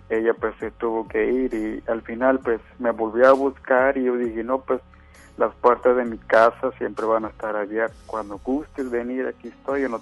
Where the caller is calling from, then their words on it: Apodaca, Nuevo León, Mexico; Pues sí, es Apodaca.